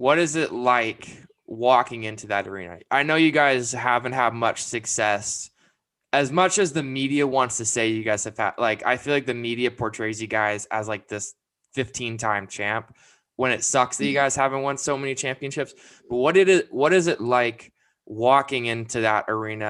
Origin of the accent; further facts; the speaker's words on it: Vancouver, British Columbia, Canada; moved away as an adult; I'm from Canada. I lived in Vancouver until about 2014.